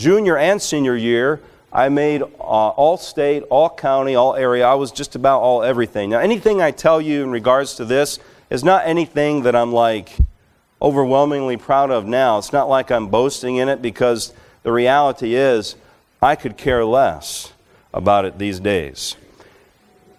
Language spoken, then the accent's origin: English; Alabama, United States; moved away; I grew up in Alabama